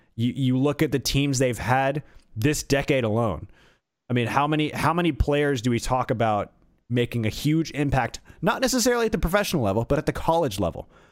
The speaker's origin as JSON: {"language": "English", "town": "Atlanta", "region": "Georgia", "country": "United States", "tie": "born or raised there", "said": "a kid growing up in Atlanta like myself"}